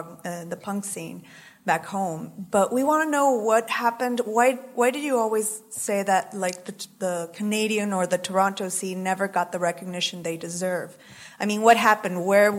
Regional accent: Ecuador; me and my friend here, we're from Ecuador

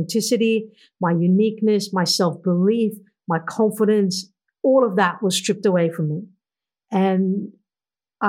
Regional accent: India; moved away as an adult; now in Australia; I grew up back in India in the 1980s

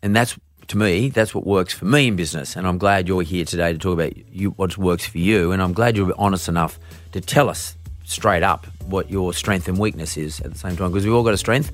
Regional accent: Australia; I'm from Australia

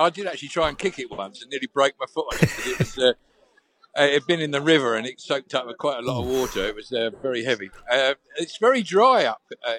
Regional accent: Portsmouth, South East England, United Kingdom; I was born in Portsmouth, so that's way south.

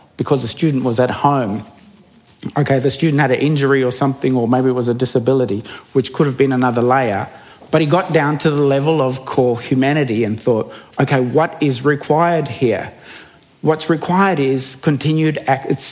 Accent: Bundaberg, Queensland, Australia; When I was growing up in Bundaberg

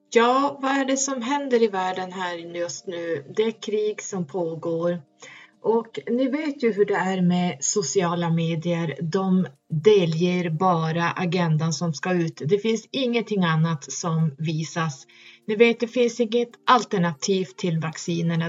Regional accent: Norrland, Sweden; där jag kommer ifrån. det är högst upp

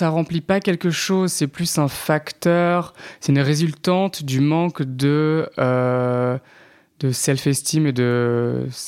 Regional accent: Paris, Île-de-France, France; also born or lived in Normandy / Vendée; je suis né à Paris, j'ai un peu grandi à Paris, mais en Normandie aussi, genre dans un village, et en Vendée, un peu. Donc très aussi euh, campagne.

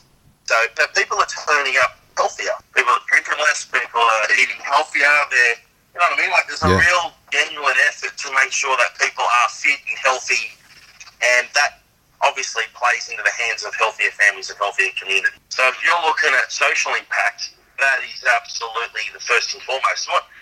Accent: Sydney, New South Wales, Australia; I'm a Koori from La Perouse

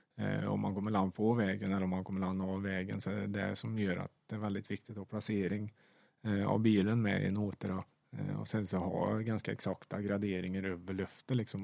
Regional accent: Sweden; som svensk

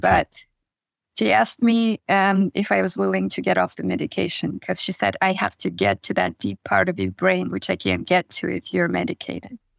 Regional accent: Kazakhstan; moved away; I grew up in Kazakhstan in a very, very small village.

